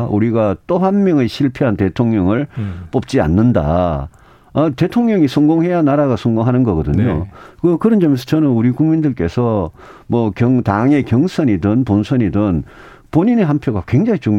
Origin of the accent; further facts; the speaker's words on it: Daegu, South Korea; 제가 대구에서 태어나고 대구에서 학교 다니고 대구에서 정치한 사람이고